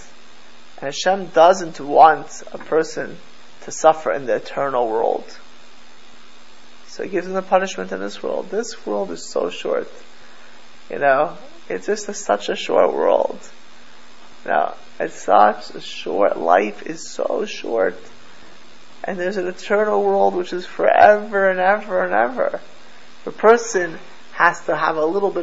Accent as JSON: {"language": "English", "town": "Miami Beach", "region": "Florida", "country": "United States", "tie": "born or raised there", "also_born_or_lived": "Jerusalem", "said": "I grew up in Miami Beach, in South Florida"}